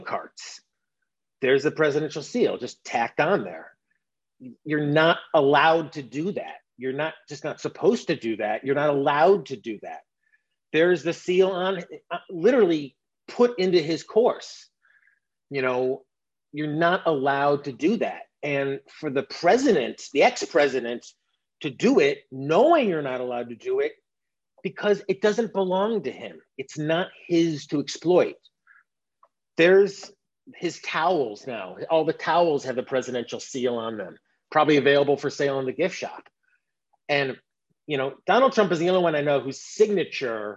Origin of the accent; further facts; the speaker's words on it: United States; as an American